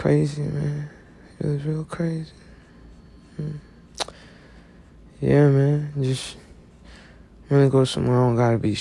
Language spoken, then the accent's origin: English; United States; I'm just an American